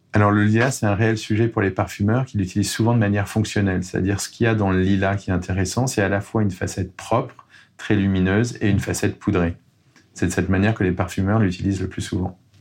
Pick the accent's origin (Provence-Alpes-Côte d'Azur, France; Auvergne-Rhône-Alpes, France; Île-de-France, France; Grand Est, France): Provence-Alpes-Côte d'Azur, France; Grasse; also born or lived in Tourrettes, Var; J'ai grandi à Grasse